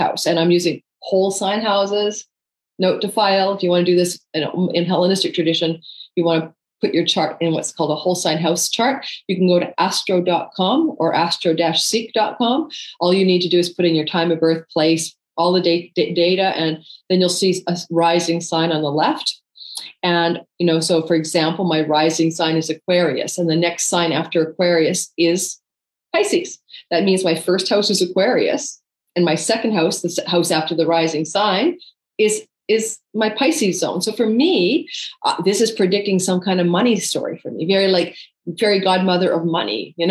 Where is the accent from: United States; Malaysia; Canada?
Canada; I'm Canadian